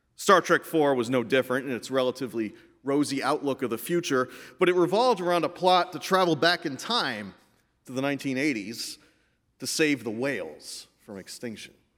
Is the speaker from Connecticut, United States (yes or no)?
yes; Meriden, Connecticut, United States; I grew up in Meriden, Connecticut, just as my mother did before me.